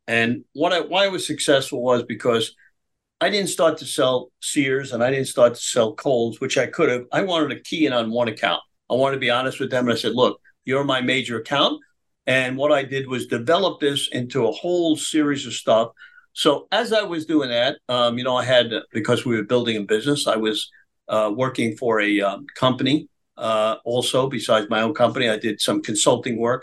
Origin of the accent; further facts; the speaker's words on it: New York City, New York, United States; I was born in Brooklyn